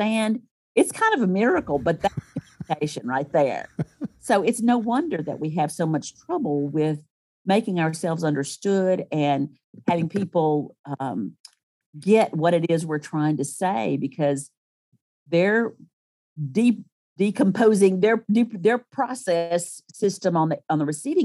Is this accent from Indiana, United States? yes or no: no; Starkville, Mississippi, United States; also born or lived in Ann Arbor, Michigan / Tuscaloosa, Alabama; So I started school in Starkville